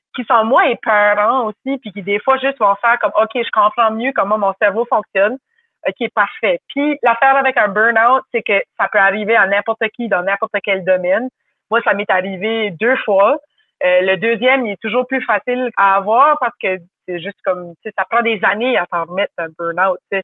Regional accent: New Brunswick, Canada; accent: Chiac (Acadian); Je viens du Nouveau-Brunswick. C'est une province à l'est du Québec, au Canada. C'est un accent qui est différent

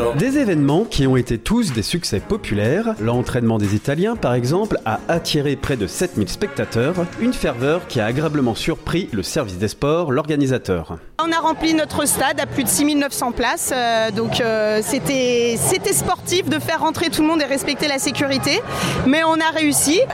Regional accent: Aix-les-Bains, Auvergne-Rhône-Alpes, France; On est des Savoyards, on vient d'Aix-les-Bains

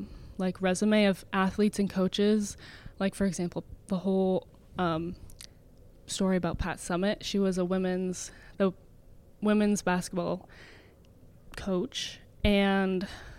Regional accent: Georgetown, Ontario, Canada; I grew up in Georgetown my whole life.

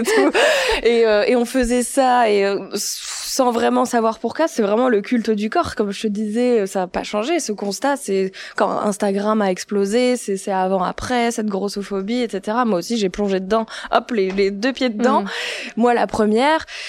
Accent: Tourcoing, Hauts-de-France, France; je suis née à Tourcoing

